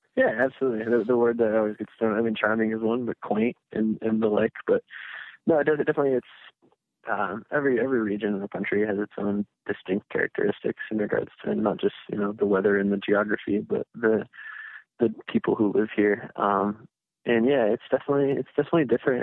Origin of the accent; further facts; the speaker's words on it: Grand Rapids, Michigan, United States; I'm born born and raised here.